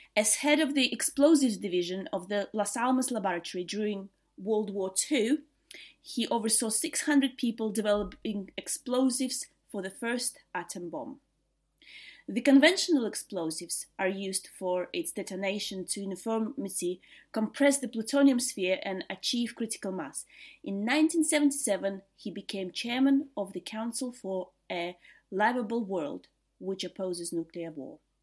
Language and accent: English; Riga, Latvia; moved away as an adult; now in England, United Kingdom; I'm originally from Latvia. I was born in Riga, uh, which is the capital of Latvia, and lived there until I was twenty-four